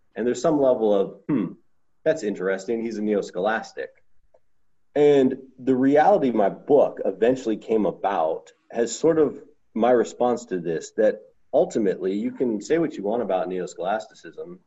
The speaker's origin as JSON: {"language": "English", "region": "Southern California", "country": "United States", "tie": "born or raised there", "said": "I grew up in Southern California"}